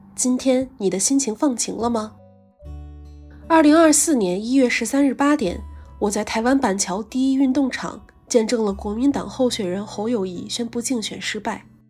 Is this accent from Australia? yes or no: no; China; moved away as an adult; now in Hong Kong; 自己内地生的身份